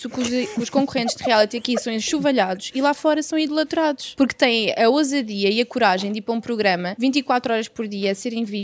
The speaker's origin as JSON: {"language": "Portuguese", "country": "Portugal"}